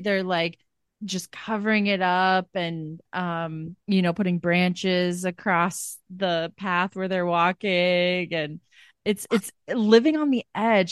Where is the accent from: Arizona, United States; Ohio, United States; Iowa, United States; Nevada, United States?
Iowa, United States; I'm from Iowa. I'm from, like, small town Midwest